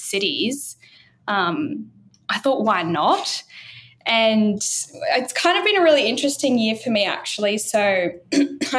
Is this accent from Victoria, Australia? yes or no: no; Brisbane, Queensland, Australia; I'm Brisbane born and bred. And for those up in Brisbane who know the area well, I grew up originally in Annerley